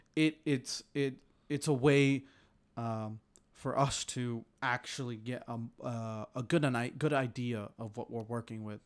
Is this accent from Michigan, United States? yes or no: no; Houston, Texas, United States; moved away; I was from Houston